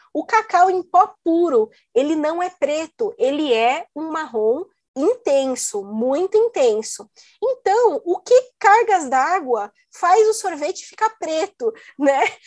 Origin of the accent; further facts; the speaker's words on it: Brazil; moved away as an adult; also born or lived in Italy; eu saí do Brasil